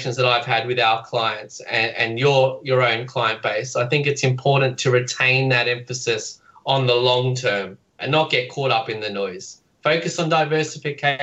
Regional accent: Australia; as Australians

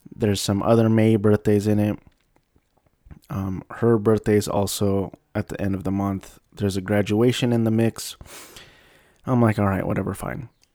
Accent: United States; I was born and raised in the States

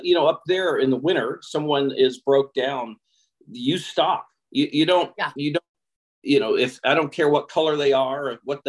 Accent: Fairbanks, Alaska, United States; moved away; also born or lived in Mississippi; I lived in Alaska where sure there's racism, but I was raised in Southtown in Fairbanks. And I went to college in Mississippi.

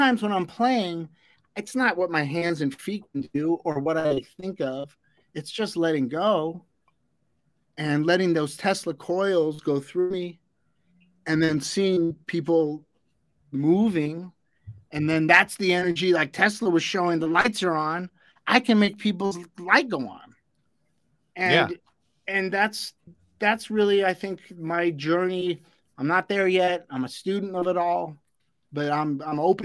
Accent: Los Angeles, California, United States; growing up in Los Angeles

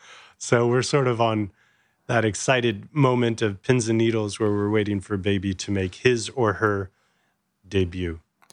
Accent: California, United States; born there; So I was born in Southern California. I'm one of seven.

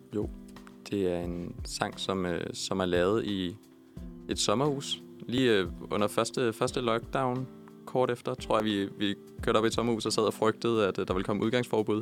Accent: Copenhagen, Capital Region of Denmark, Denmark; vi er begge to født og opvokset i Københavnsområdet

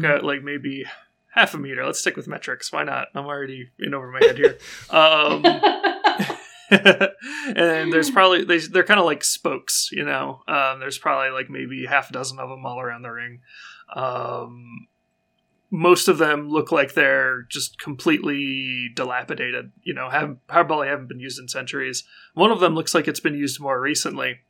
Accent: United States; I'm an American

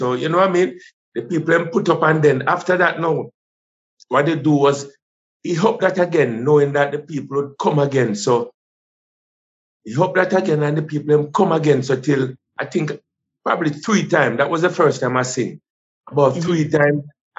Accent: rural St. Andrew, Saint Andrew, Jamaica; also born or lived in Kingston; I was born in Kingston, Jubilee. Yes. I grew up in with my grandmother in rural St. Andrew.

